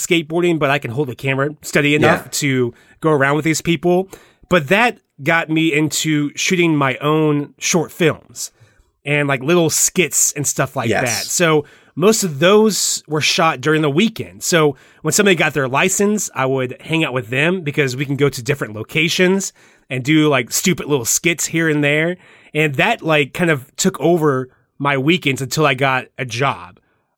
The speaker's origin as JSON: {"language": "English", "region": "Midwest", "country": "United States", "said": "I'm a Midwesterner, I guess."}